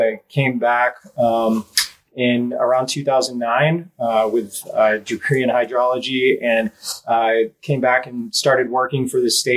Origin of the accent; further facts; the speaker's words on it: Texas, United States; moved away as an adult; also born or lived in Northern California; I grew up here in Texas.